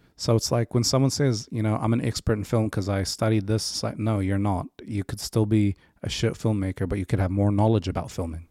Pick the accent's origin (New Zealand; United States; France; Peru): New Zealand; also born or lived in Africa / Egypt / Ranui; Linfield, where, where I was raised